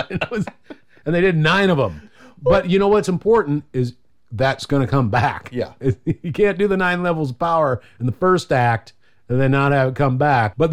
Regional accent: Texas, United States; I'm just gonna go do stuff in my ninja way because I'm from Texas.

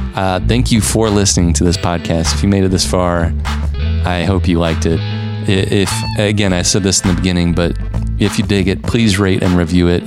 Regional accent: Missouri, United States; also born or lived in St. Louis, Missouri; my home state of Missouri

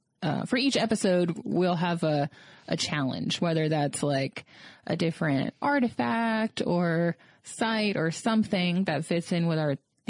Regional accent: South Florida, United States; I'm from South Florida

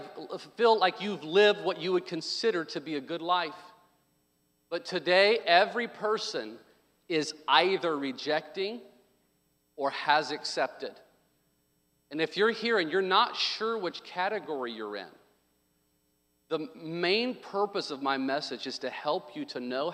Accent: Arkansas, United States; I was born in Arkansas

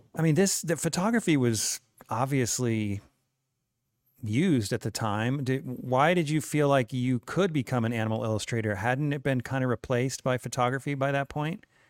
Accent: New Windsor, New York, United States; now in Utah, United States; I was from New York

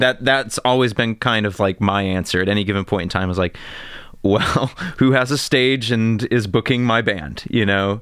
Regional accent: Monticello, United States; I grew up in Monticello

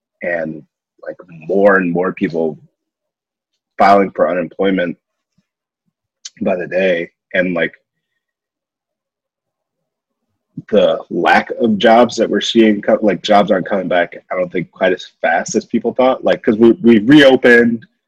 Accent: Ohio, United States; We're from Ohio

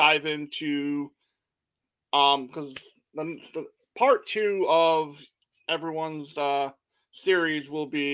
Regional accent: Michigan, United States; Me being a Michigan kid

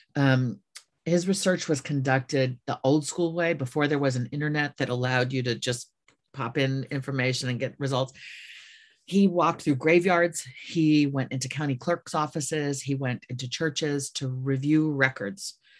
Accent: Midwest, United States; born or raised there; moved away

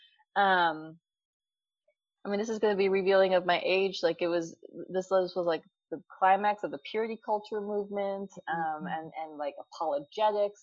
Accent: Minnesota, United States; Growing up in Minnesota in a very like typical Scandinavian community

